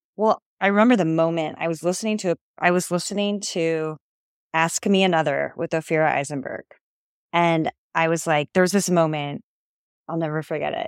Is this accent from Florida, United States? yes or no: no; Ohio, United States; moved away as an adult; also born or lived in Rome / New York City; I'm from Ohio, but I haven't lived there